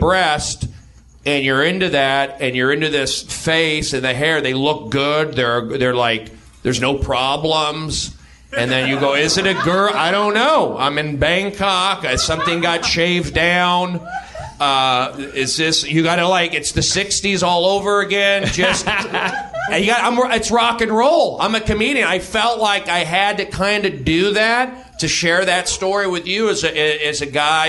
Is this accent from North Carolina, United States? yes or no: no; California, United States; And I grew up here in the Valley, a Jewish kid. I should have been sheltered by Hebrew school.